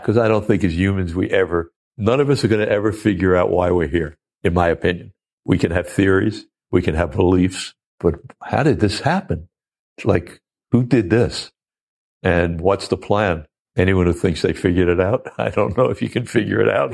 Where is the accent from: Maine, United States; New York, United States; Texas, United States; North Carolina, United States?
New York, United States; Oceanside; I'm a kid from Oceanside, Long Island